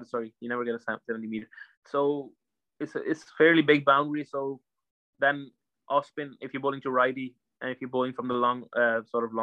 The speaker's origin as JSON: {"language": "English", "country": "Ireland", "said": "for us as Irish cricketers, it's it's a, it's a huge like huge thing"}